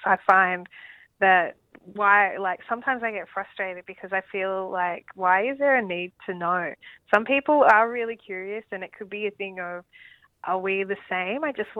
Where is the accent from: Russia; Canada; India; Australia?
Australia; I'm Australian.